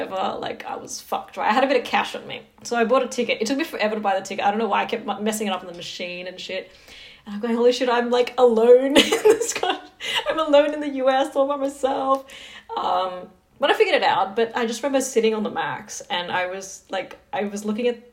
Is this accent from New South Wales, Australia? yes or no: yes; Sydney, New South Wales, Australia; I like barely moved out of my where I grew up in Western Sydney.